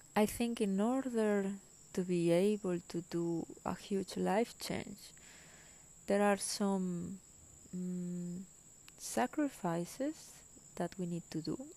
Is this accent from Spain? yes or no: yes; Spain; English is a second language; moved away as an adult; also born or lived in Germany; I am originally from Spain